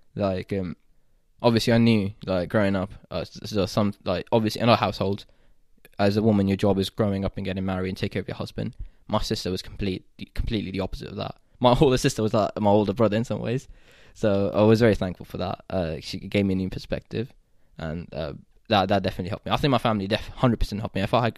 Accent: Saudi Arabia; So I think growing up in the Middle East, I'm more comfortable, and I feel closer in culture with someone like you, who's like Egyptian, not Pakistani at all, but you also grew up in Saudi, and I grew up in Saudi.

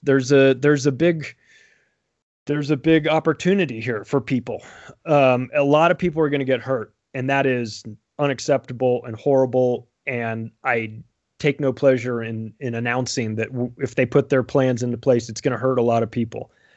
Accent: United States; also born or lived in Denver; I'm an American. I live in Denver

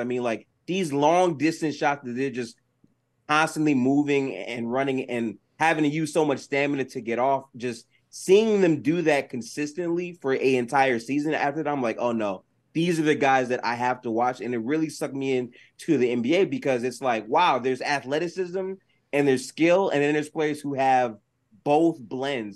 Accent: Detroit, Michigan, United States; I grew up specifically in Detroit, Michigan

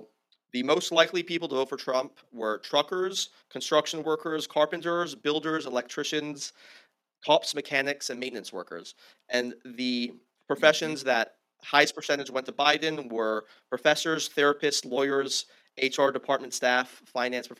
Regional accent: California, United States; growing up in California

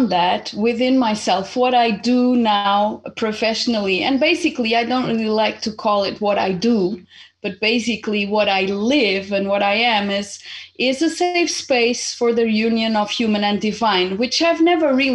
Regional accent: Portugal; also born or lived in Zimbabwe; I was born in Zimbabwe almost 49 years ago, and I happened to come to Portugal when I was 8 because my family was originally Portuguese, and so my mom just came, brought me here

